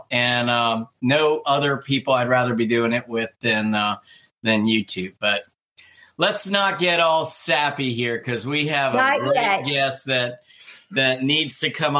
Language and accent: English; New Jersey, United States; moved away; my home state. He practices in my home state, original home state of New Jersey